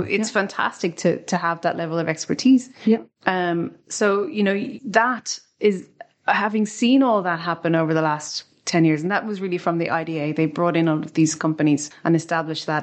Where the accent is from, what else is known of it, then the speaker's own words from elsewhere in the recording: Ireland; we're an English speaking country in the EU